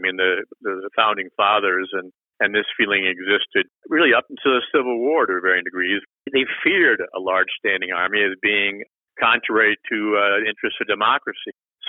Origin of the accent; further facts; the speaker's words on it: Chicago suburbs, Illinois, United States; moved away; also born or lived in Galesburg, Illinois; I'm a transplanted Midwesterner myself. I'm from the Chicago suburbs and went to school at Knox College in Galesburg, not too far from you.